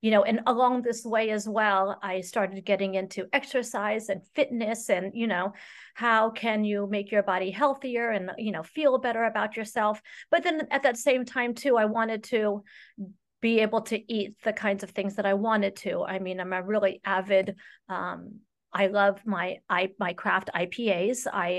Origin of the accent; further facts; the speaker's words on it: Saudi Arabia; I was raised in Saudi Arabia, and my father worked for Lockheed Martin over there.